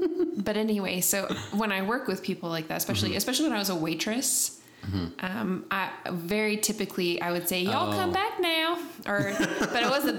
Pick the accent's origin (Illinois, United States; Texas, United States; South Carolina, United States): Texas, United States; And I said, I'm from Texas. And he said, oh, you don't have much of an accent.